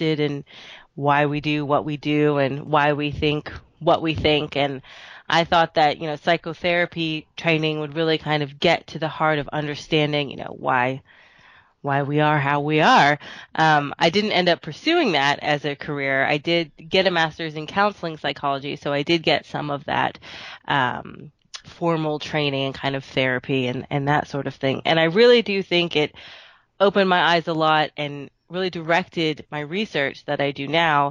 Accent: Texas, United States; I am a Texas girl, born and raised. I'm currently in Austin, but I've kind of lived all over the place

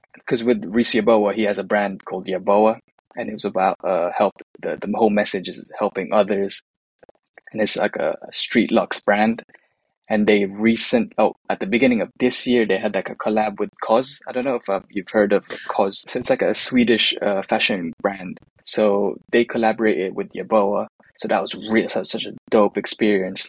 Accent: United Kingdom; born or raised there; also born or lived in Manila, Philippines

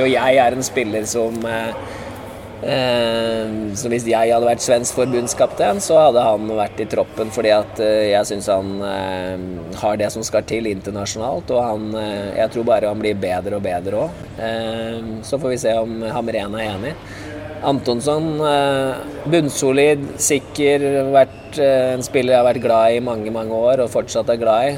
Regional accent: Norway; jeg er nordmann

